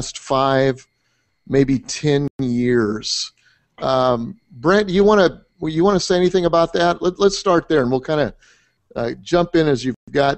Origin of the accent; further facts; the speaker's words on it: Colorado, United States; I grew up in Colorado